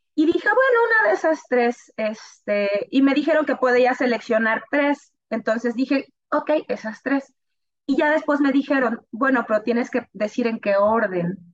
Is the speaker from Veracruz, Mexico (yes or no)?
yes; northern Veracruz, Mexico; moved away as an adult; also born or lived in Tampico; yo soy del norte de Veracruz